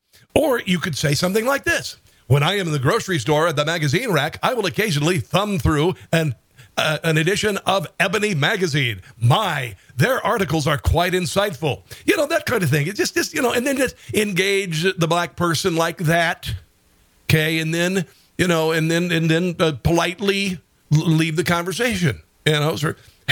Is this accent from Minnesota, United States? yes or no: yes; Minnesota, United States